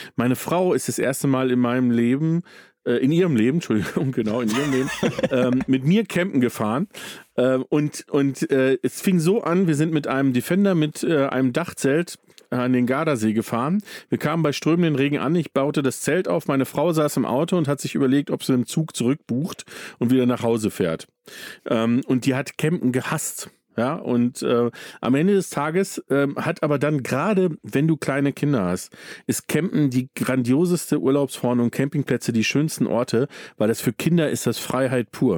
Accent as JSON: {"language": "German", "town": "Datteln", "region": "North Rhine-Westphalia", "country": "Germany", "tie": "born or raised there", "moved": "yes", "lives_now": "Bavaria, Germany", "said": "ich bin aufgewachsen in Datteln"}